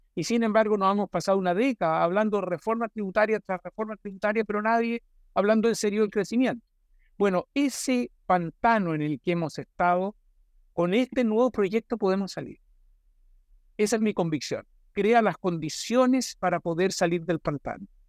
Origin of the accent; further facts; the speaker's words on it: Chile; somos todos buenos chilenos